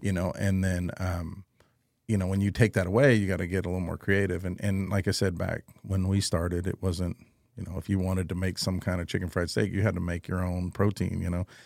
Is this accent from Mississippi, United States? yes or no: no; Cuero, Texas, United States; now in San Antonio, United States; I'm originally from San Antonio. I was raised in Cuero, Texas